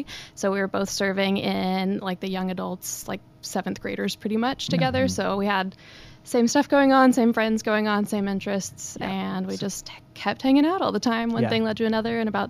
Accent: Monroe, Louisiana, United States; So I'm from North Louisiana. Okay. I typically say thank you when people don't say you don't sound like you're from Louisiana.

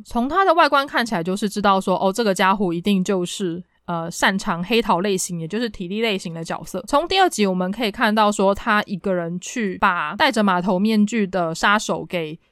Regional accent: Taipei, Taiwan; 我是台北人，我可能经常去西门町

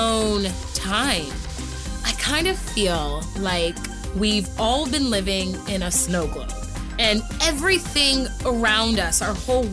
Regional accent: Houston, Texas, United States; moved away; also born or lived in Los Angeles, California; I grew up in Houston, Texas, and I lived in LA for 12 years.

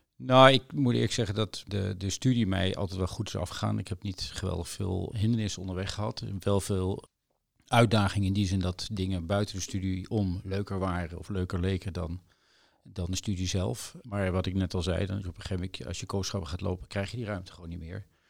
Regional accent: The Hague, South Holland, Netherlands; moved away as an adult; also born or lived in Leiden; now in Maastricht, Netherlands; ik kom uit Den Haag.

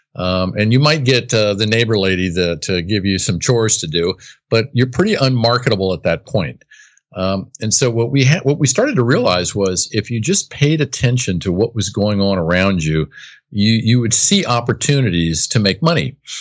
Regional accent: United States; I was born and raised on the East Coast, right outside of Washington, D C.

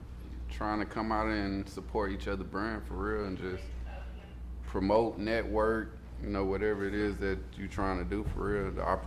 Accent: Atlanta, Georgia, United States; I'm born and raised. I'm Grady, baby. Grady Memorial, shit. From Zone 3, Grant Street, Summerhill. My grandma lived on Atwood on the west side, so shit. I'm really from here. My whole family was really born and raised in Atlanta.

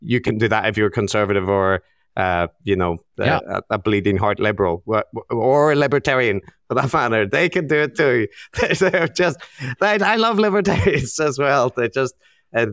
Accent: Northern Ireland, United Kingdom; yeah, I grew up in Northern Ireland where we have the NHS.

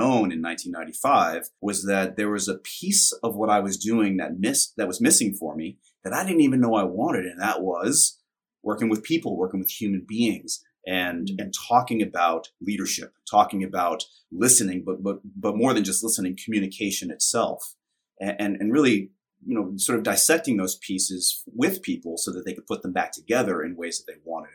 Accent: New York City, New York, United States; My story of origin really is that I grew up in Brooklyn, New York in the 70s and 80s.

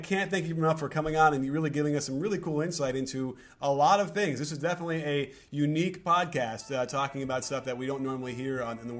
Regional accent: Chicago, Illinois, United States; I grew up in Chicago Stadium

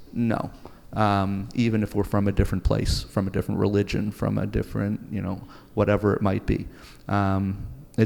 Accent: Toronto, Ontario, Canada; moved away; where I grew up in Toronto, Canada

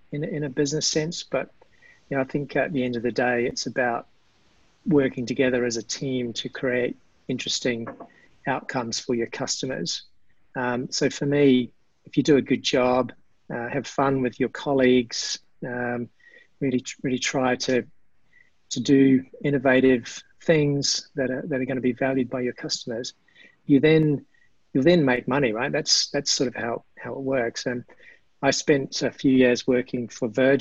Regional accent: New Zealand; that's a big part of my DNA, growing up in New Zealand.

